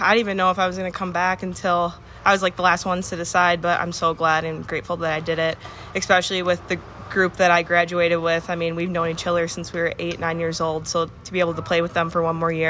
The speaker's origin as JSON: {"language": "English", "region": "Minnesota", "country": "United States", "tie": "born or raised there", "said": "especially growing up in Minnesota, going to games when I was younger. I mean, and being in the state of Minnesota, too."}